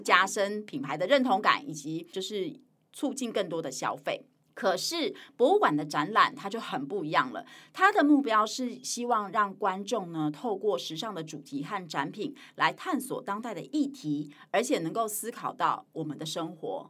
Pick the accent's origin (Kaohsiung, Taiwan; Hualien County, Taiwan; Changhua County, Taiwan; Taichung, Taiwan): Hualien County, Taiwan; Hualien; also born or lived in Taipei; 我是台北出生，然后花莲长大嘛